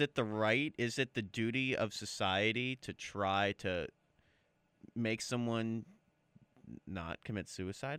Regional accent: United States; as an American

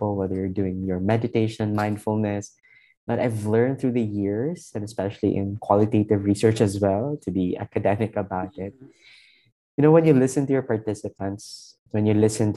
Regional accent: Iloilo City, Western Visayas, Philippines; moved away as an adult; I came from a two-week visit from my hometown in Iloilo

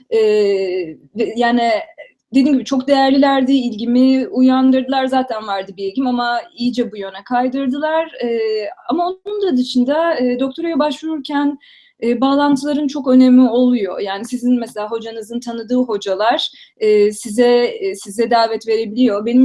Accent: Istanbul, Turkey; Um, işte dediğim gibi İstanbul'da doğdum. İlkokulu Nurettin Teksenik Okulu'nda okudum. Fenerbahçe'de belki bilenler vardır.

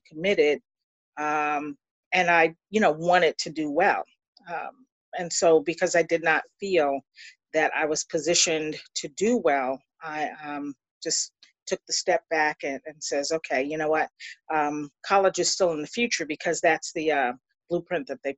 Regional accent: Long Island, New York, United States; also born or lived in Queens; I was born on Long Island and was on Long Island for about 12 years and then moved to Queens

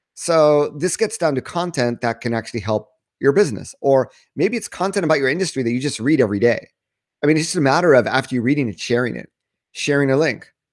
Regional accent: United States; moved away as an adult; also born or lived in Japan; I'm, I'm American

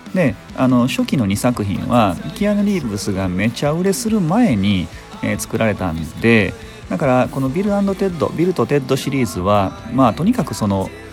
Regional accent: Sakai, Osaka, Japan; その地元の堺でもあのコロッケ屋さんに行列ができてたり

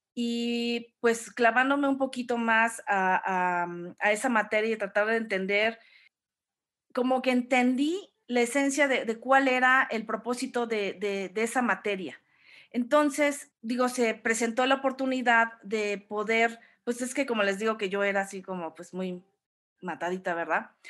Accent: Orizaba, Veracruz, Mexico; also born or lived in Mexico City; crecí toda mi infancia, bueno, yo nací en la Ciudad de México, pero crecí en la, en Orizaba

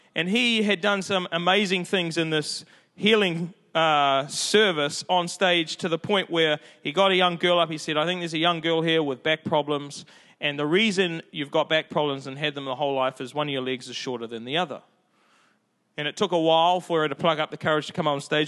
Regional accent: Auckland, New Zealand; I'm from South Auckland

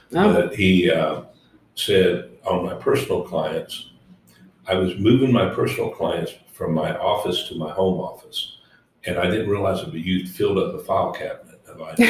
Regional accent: Woodward, Oklahoma, United States; I grew up in Woodward, Oklahoma

